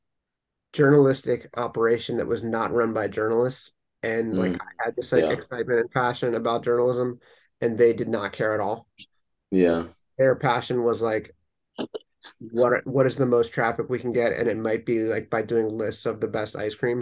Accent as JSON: {"language": "English", "town": "Los Angeles", "region": "California", "country": "United States", "said": "I'm from Los Angeles"}